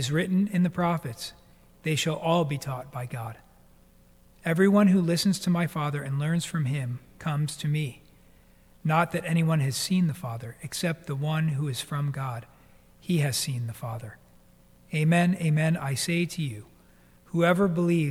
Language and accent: English; New Jersey, United States; also born or lived in Brooklyn, New York; I was born in Brooklyn, New York, but when I was like 4 or 5 years old, we moved to New Jersey.